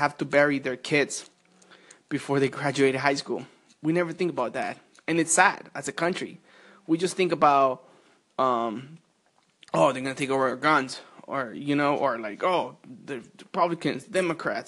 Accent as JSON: {"language": "English", "country": "Colombia", "tie": "born or raised there", "moved": "yes", "lives_now": "United States", "said": "I was not born in the United States, of course. I was born in Colombia, and I remember when I was about 7 or 8."}